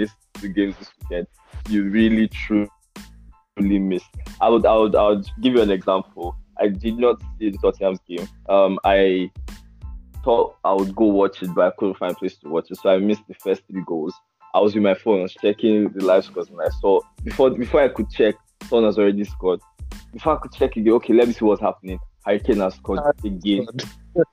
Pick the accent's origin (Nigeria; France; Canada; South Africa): Nigeria; as a Nigerian Manchester United fan